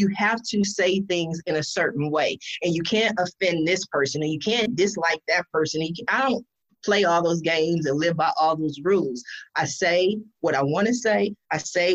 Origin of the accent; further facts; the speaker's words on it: California, United States; also born or lived in Columbus, Ohio; since I was 8, I've been, you know, I'm 44 now. I've been in California